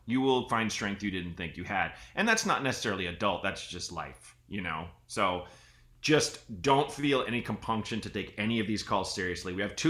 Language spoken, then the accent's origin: English; Portland, Oregon, United States; I grew up in Portland, Oregon.